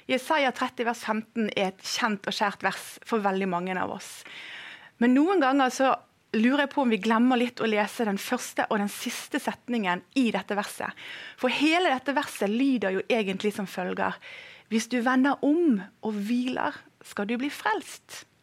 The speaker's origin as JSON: {"language": "Norwegian", "country": "Indonesia", "tie": "born or raised there", "said": "Jeg har vokst opp i Indonesia. Der jobbet mine foreldre som misjonærer. Og vi bodde langt, langt ute i en jungel."}